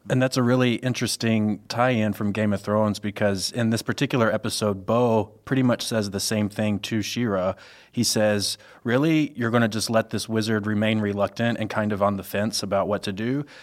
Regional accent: Mississippi, Louisiana area, the South, United States; moved away as an adult; now in Chicago, United States; I'm originally from the South, uh, Mississippi, Louisiana area specifically

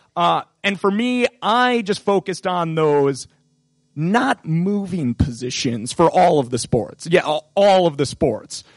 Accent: Appleton, Wisconsin, United States; my hometown of Appleton, Wisconsin

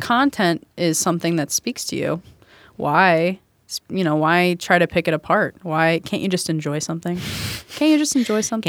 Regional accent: Kennesaw, Georgia, United States; now in Chicago, United States; I grew up in Kennesaw, Georgia

